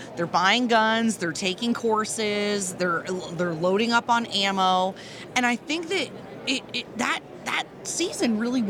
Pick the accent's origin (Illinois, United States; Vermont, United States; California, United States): Vermont, United States; I grew up in Vermont.